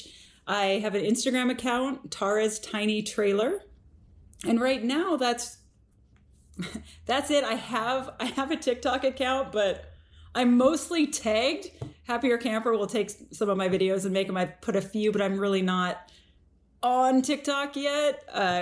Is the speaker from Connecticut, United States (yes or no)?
no; Redmond, Washington, United States; also born or lived in Maple Valley, Washington; I grew up between Maple Valley and Redmond